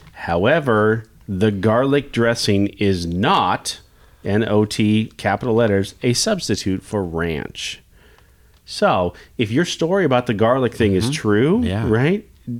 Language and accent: English; Kansas, United States; also born or lived in Nebraska; now in Lincoln, United States; I grew up, my parents were Husker fans. I was born in Nebraska. I get it. But I grew up around the Jayhawks. Obviously, I'm a Kansas Jayhawk fan.